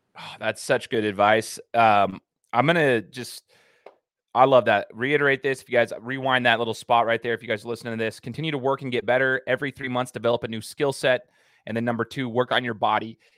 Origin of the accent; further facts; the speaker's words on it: Idaho, United States; we're from Idaho